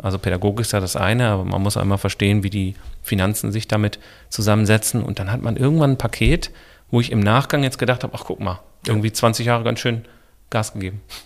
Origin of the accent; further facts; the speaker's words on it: Essen, North Rhine-Westphalia, Germany; ich bin aufgewachsen im Bereich Essen, Stehle, Horst, Eiberg, die Ecke Hörsterfeld.